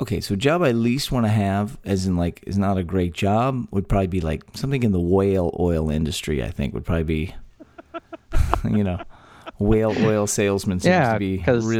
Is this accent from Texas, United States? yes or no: yes; Texas, United States; a talk show about Texas by Texans, where three friends born and raised in the Lone Star State